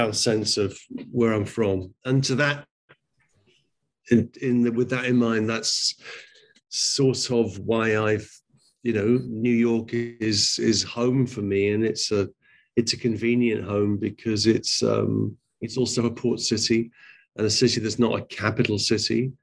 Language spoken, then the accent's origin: English; England, United Kingdom; I'm from England.